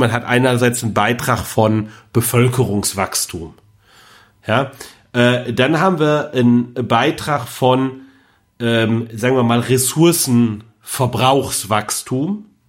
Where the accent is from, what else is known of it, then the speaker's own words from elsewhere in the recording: Rhineland, Germany; als Rheinländer